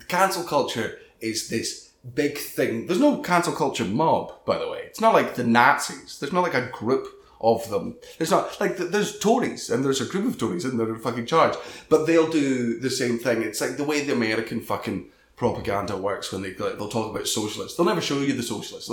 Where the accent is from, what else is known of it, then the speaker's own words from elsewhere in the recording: Scotland, United Kingdom; I was a nobody from Scotland